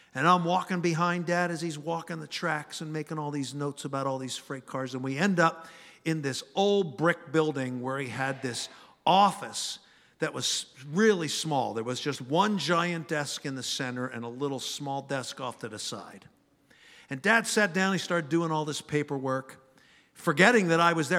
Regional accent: Philadelphia, Pennsylvania, United States; Growing up in Philly, Dad worked on, uh, one of the railroads

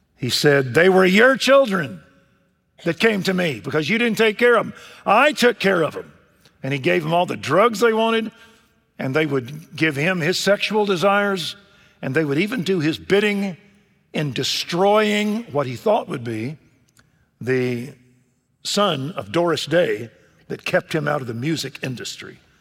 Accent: Waco, Texas, United States; Waco, Texas, my hometown

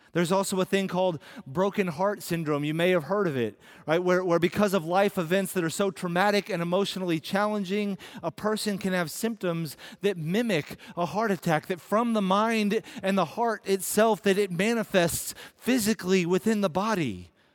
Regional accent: United States

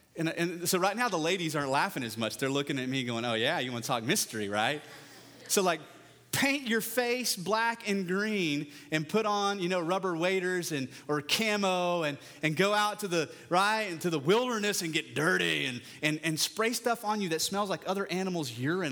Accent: West Texas, United States; I'm from West Texas

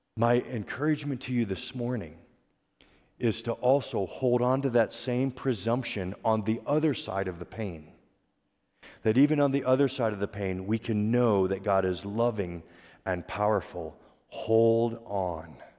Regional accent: Pennsylvania, United States; I grew up in Pennsylvania

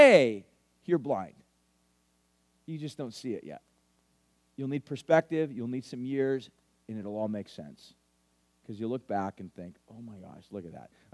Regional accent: Huntington Beach, California, United States; I grew up in Huntington Beach.

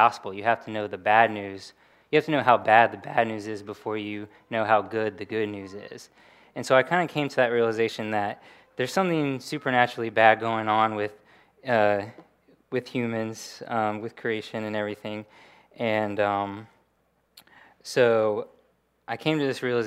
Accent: Williamsburg, Virginia, United States; I grew up in Williamsburg, Virginia, just down the road.

